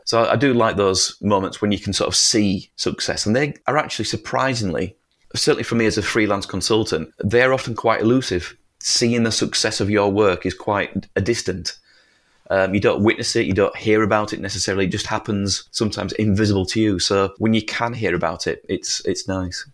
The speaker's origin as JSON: {"language": "English", "region": "northern England", "country": "United Kingdom", "said": "we are so far away from London. We're so away, so far away from Buckingham Palace and the government and all these things"}